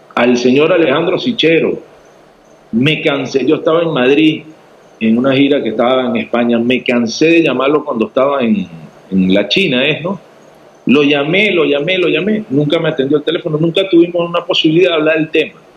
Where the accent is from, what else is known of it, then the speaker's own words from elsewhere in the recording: Venezuela; moved away as an adult; also born or lived in Paraguay / Mexico; now in Bolivia; Yo soy orgullosamente venezolano